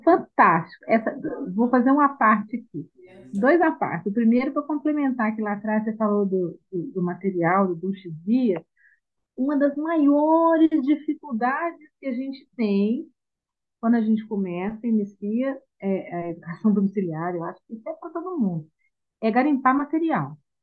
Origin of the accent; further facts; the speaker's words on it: Minas Gerais, Brazil; nós somos de Minas